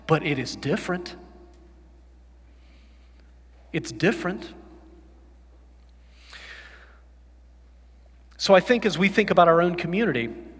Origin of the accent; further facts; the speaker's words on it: the South, United States; I grew up in the South and went to college in the South